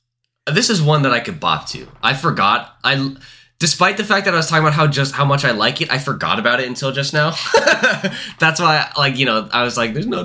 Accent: United States; like we're American

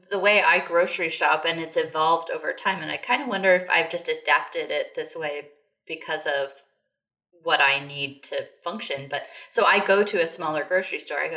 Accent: Texas, United States; I'm saying that as a Texan.

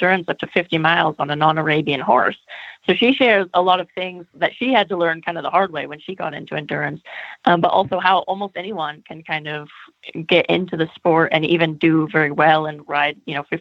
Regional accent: California, United States; moved away as an adult; also born or lived in Germany / United Kingdom; I am Californian, and I never saw the snow until I was 17 years old

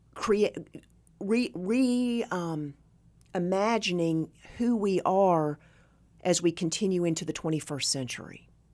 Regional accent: Northeast Tennessee, Southwest Virginia, United States; I was born and raised in Southwest Virginia, Northeast Tennessee.

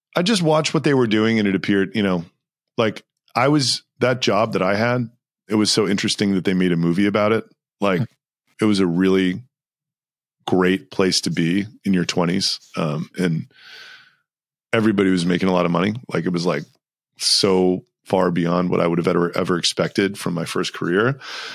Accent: Texas, United States; moved away as an adult; also born or lived in New York; I grew up in Texas

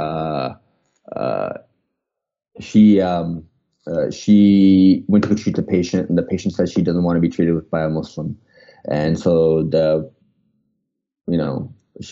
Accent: Canada; moved away; also born or lived in Pakistan (parents); I'm from Canada

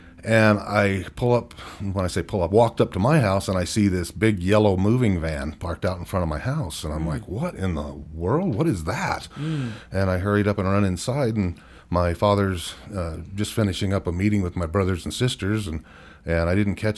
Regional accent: Bakersfield, California, United States; now in Utah, United States; And growing up in Bakersfield, California was kind of an interesting thing there.

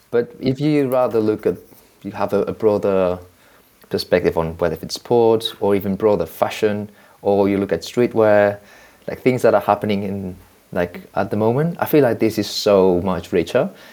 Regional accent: Barcelona, Catalonia, Spain; I'm from Barcelona

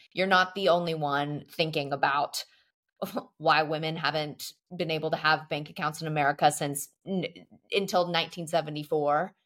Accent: Texas, United States; now in Paris, France; we come from the great land of Texas

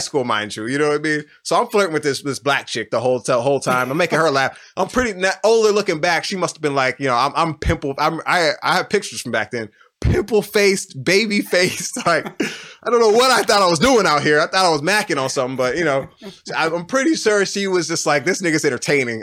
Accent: Houston, Texas, United States; moved away as an adult; now in Austin, United States; I grew up on South West Side of Houston

